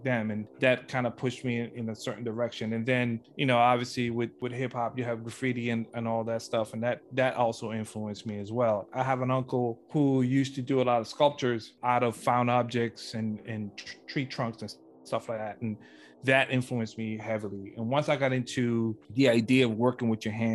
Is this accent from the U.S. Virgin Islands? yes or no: yes; St. Croix, U.S. Virgin Islands; now in Los Angeles, United States; I'm from the small little island of St. Croix, of part of the U.S. Virgin Islands.